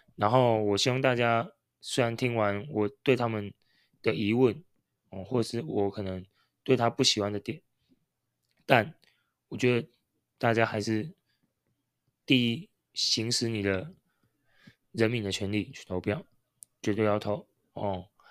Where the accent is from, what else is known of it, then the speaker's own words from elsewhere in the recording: Taiwan; 我们是台湾人